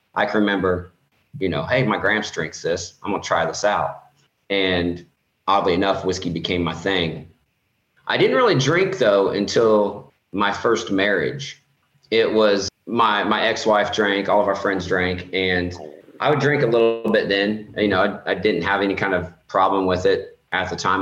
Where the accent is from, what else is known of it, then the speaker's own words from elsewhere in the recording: Indiana, United States; I'm from Indiana.